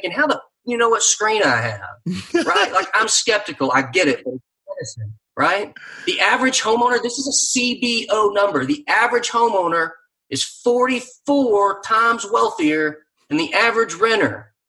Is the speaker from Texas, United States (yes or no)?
yes; Texas, United States; I say this as a Texan